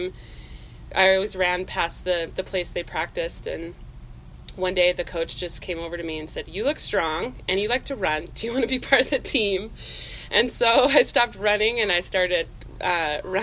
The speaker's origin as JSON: {"language": "English", "town": "Tremonton", "region": "Utah", "country": "United States", "tie": "born or raised there", "said": "I am born and raised in Utah, so native Utahn. I grew up in northern Utah, up by Tremonton"}